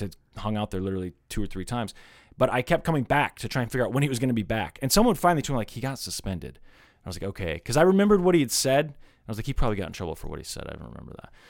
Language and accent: English; Kansas City, Missouri, United States; growing up in Kansas City